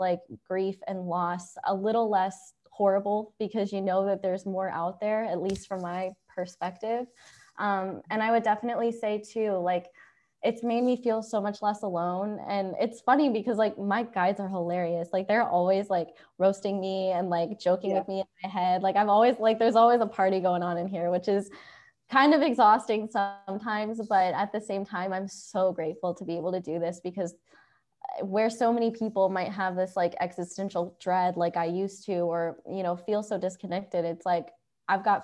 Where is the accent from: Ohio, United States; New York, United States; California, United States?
Ohio, United States; moved away; I'm from Ohio. I would say I grew up in a small town